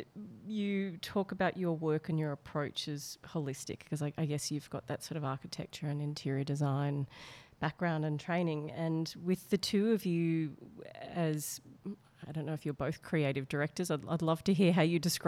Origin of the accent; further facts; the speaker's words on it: Melbourne, Victoria, Australia; Melbourne, which is where I'm from